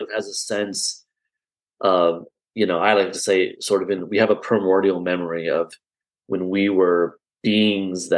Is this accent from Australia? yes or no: no; Iowa, United States; I grew up in Iowa, so you can't get much more Midwestern and landlocked than Iowa